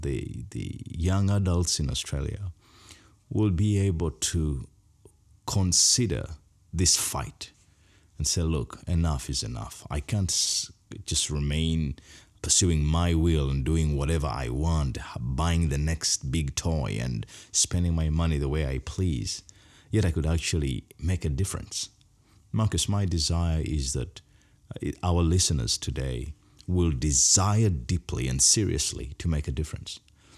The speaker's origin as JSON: {"language": "English", "country": "Uganda", "said": "I come from the Bagisa tribe, and across Uganda, we are known for shoulder dancing."}